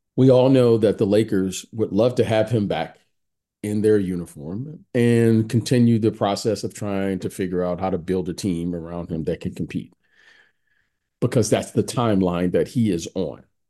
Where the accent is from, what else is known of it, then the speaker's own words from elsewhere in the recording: Detroit, Michigan, United States; I'm a kid who grew up in the, in, in Detroit